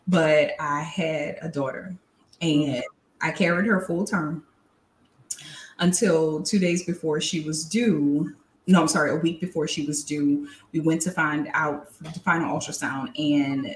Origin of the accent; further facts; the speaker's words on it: New Orleans, Louisiana, United States; now in Baton Rouge, United States; I am from Louisiana by way of New Orleans, but currently reside in Baton Rouge